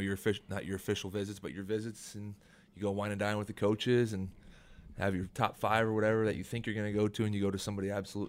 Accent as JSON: {"language": "English", "region": "Iowa", "country": "United States", "tie": "born or raised there", "moved": "as an adult", "said": "taking a small kid out of Iowa to go to big D.C."}